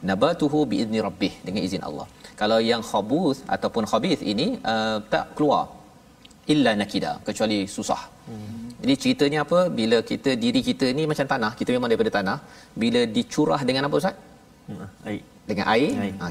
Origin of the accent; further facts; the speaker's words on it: Sabah, Malaysia; saya isi saya orang Sabah.